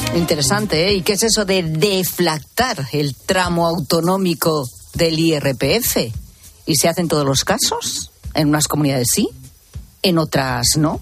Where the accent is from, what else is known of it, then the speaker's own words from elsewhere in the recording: Zamora, Castile and León, Spain; en Tierra de Lobos, en la Sierra de la Culebra, efectivamente, en, en mi tierra, en Zamora